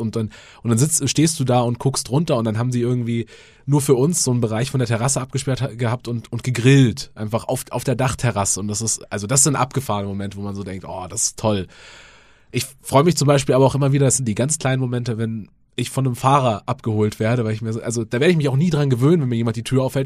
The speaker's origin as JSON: {"language": "German", "area": "rural suburb of Munich", "region": "Bavaria", "country": "Germany", "tie": "born or raised there", "said": "ich bin auf dem Land aufgewachsen, äh, Vorort von München, aber schon sehr ländlich"}